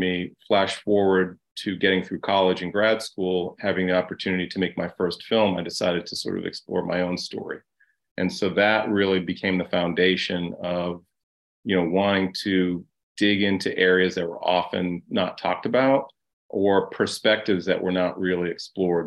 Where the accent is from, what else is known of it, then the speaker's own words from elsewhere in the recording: Boston, Massachusetts, United States; also born or lived in Ohio; I was adopted by a black family in Ohio. We moved to Boston